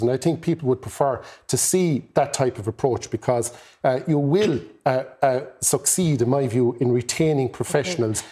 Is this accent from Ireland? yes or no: yes; the Midwest, Mid-West, Ireland; I come from the Midwest